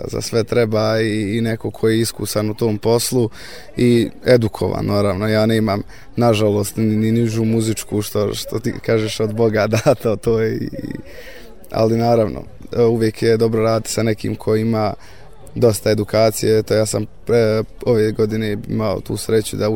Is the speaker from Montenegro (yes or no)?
no; Bratunac, Republika Srpska, Bosnia & Herzegovina; dolazim iz Bratunca, imam 23 godine